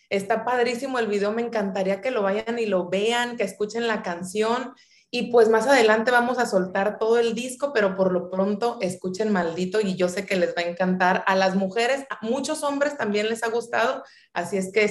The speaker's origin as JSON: {"language": "Spanish", "town": "Guadalajara", "region": "Jalisco", "country": "Mexico", "tie": "born or raised there", "moved": "yes", "lives_now": "Sinaloa, Mexico", "said": "nací en Guadalajara, Jalisco. Mi madre es de aquí de Culiacán, Sinaloa."}